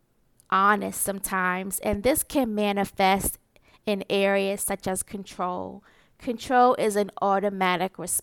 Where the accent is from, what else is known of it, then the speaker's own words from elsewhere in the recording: New York City, New York, United States; growing up in Marcy Projects